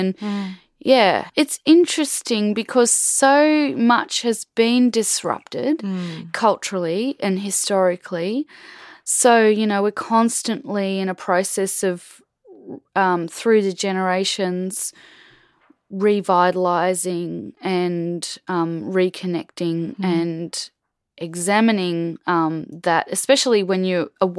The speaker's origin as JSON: {"language": "English", "town": "Brisbane", "region": "Queensland", "country": "Australia", "tie": "born or raised there", "lives_now": "North Stradbroke Island, Australia", "said": "I was born in South Brisbane"}